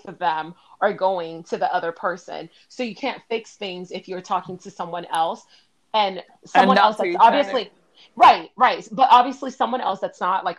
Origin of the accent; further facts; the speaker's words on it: Miami, Florida, United States; I grew up in Miami